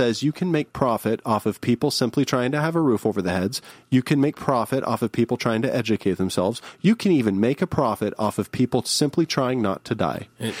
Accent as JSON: {"language": "English", "country": "United States", "said": "Well, we don't because we're American."}